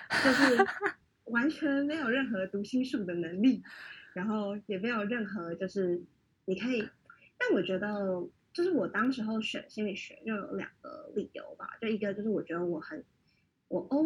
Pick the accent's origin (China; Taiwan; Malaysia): Taiwan; moved away as an adult; also born or lived in Hong Kong; 我在台湾长大，然后，然后就来香港读书。